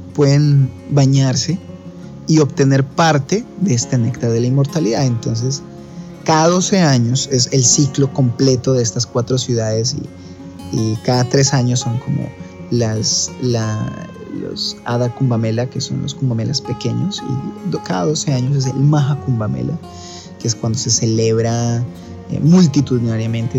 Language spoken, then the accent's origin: Spanish; Colombia; moved away; also born or lived in Ecuador; yo nací en Ecuador y crecí en Colombia